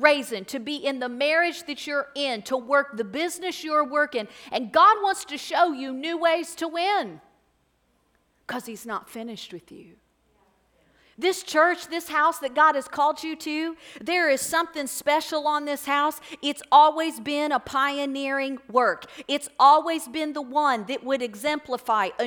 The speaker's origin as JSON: {"language": "English", "town": "Florence", "country": "United States", "tie": "born or raised there", "said": "I'm from this area. I grew up right here in Florence"}